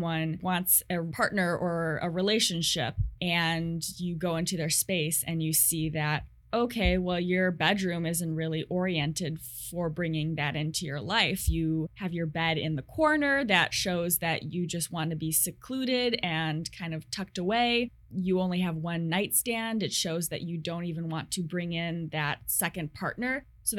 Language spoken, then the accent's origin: English; St. Charles, Illinois, United States; moved away as an adult; now in Seattle, United States; So I say Chicago to everyone, but it's actually a suburb. Unless you're from Chicago, you don't know the suburbs. So I come from a Chicago suburb.